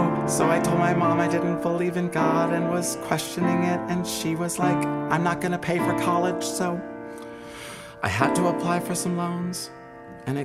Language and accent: English; Atlanta, Georgia, United States; moved away as an adult; now in Colorado Springs, United States; I'm from Atlanta, but after being in Georgia forever, I was like, I need to get out of here.